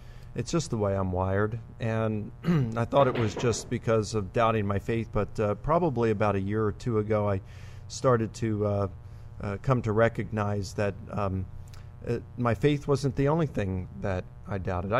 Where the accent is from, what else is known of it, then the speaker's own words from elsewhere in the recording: Baltimore, Maryland, United States; I'm from Baltimore, Maryland